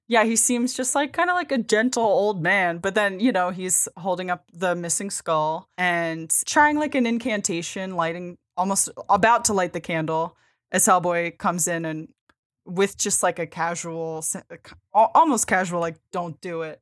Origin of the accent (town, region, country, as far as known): Bucks County, PA, Pennsylvania, United States; born or raised there; moved away